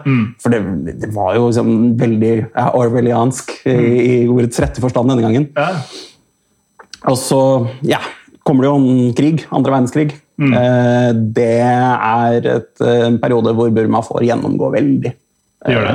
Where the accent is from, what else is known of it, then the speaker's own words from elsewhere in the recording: Oslo, Norway; jeg vokste opp på Røa, altså, si Oslo vest